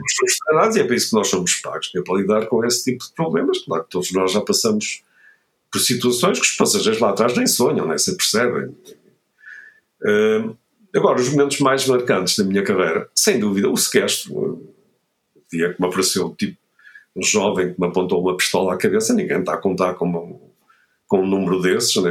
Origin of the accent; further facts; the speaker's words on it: Vila do Conde, Norte, Portugal; moved away; eu sou do Norte, eu cresci em Vila de Conde